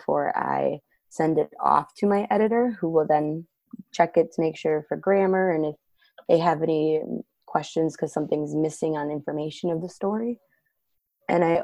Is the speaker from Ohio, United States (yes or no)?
no; Waseca, Minnesota, United States; also born or lived in Janesville, Minnesota; I am from Waseca. I do live in the Janesville area, so it's been really cool to be back in my hometown.